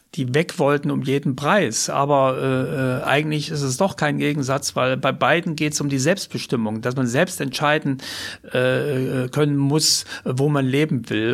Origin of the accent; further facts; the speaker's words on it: East Germany, Germany; moved away as an adult; in der DDR bleibe, weil es natürlich meine Heimat war